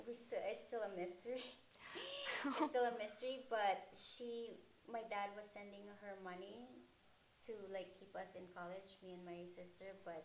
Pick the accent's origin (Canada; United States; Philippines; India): Philippines; In the Philippines.